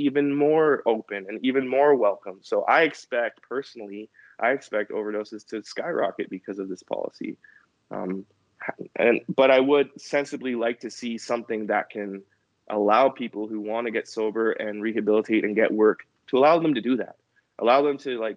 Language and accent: English; New Westminster, British Columbia, Canada; I grew up in New Westminster, British Columbia